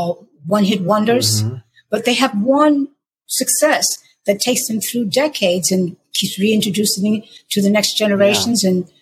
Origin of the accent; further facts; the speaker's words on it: New York, United States; accent: New York; because I don't have a Southern accent, I don't have like, you know, a deep, deep, deep contralto, gravelly, gospely voice. I sound like I'm from New York.